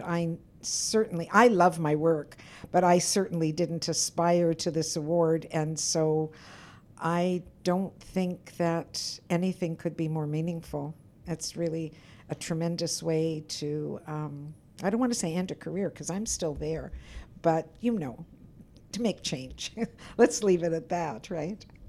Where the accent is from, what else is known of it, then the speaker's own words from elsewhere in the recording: Winnipeg, Manitoba, Canada; I grew up in Winnipeg's North End